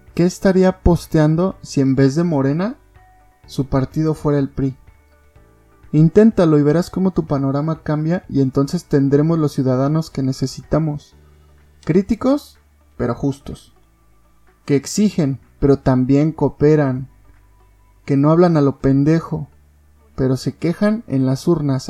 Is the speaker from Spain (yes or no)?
no; Mexico; Como mexicanos